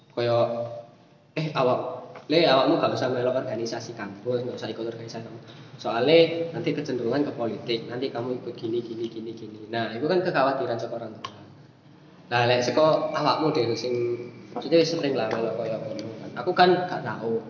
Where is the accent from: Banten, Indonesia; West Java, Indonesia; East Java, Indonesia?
East Java, Indonesia; Malang; moved away as an adult; also born or lived in Bogor; asalnya dari Malang, tapi kuliahnya di Bogor